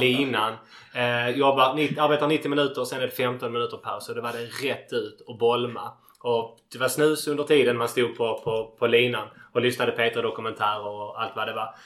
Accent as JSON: {"language": "Swedish", "town": "Landskrona", "region": "Skåne", "country": "Sweden", "tie": "born or raised there", "said": "jag är född och uppvuxen i Landskrona och, och bor kvar här ännu."}